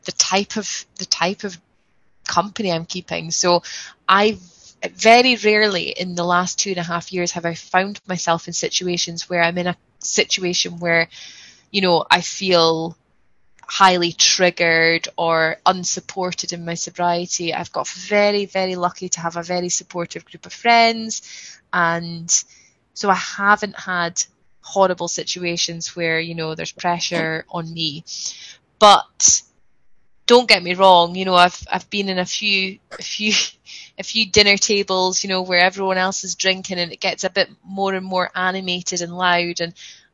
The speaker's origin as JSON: {"language": "English", "region": "Scotland", "country": "United Kingdom", "said": "I'm Scottish"}